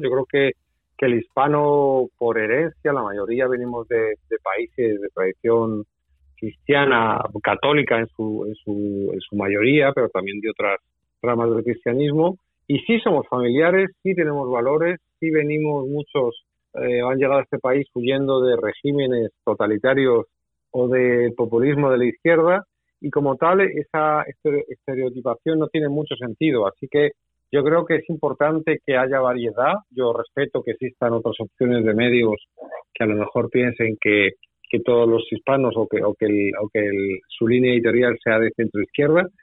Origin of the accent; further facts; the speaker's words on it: Spain; now in United States; yo vengo de España